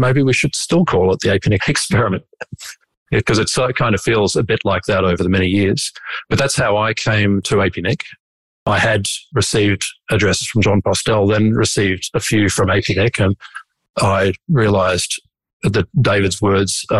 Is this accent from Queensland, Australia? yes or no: yes; Brisbane, Queensland, Australia; I am from Brisbane